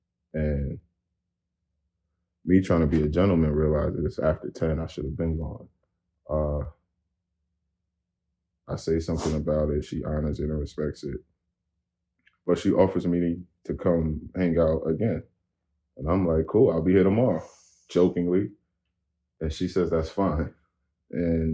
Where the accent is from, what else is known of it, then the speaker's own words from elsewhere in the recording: Paterson, New Jersey, United States; we're both from Patterson.